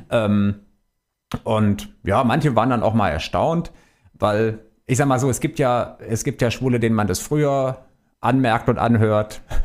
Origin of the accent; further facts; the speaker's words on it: Baden-Württemberg, Germany; now in Frankfurt, Germany; ich komme ja aus Baden-Württemberg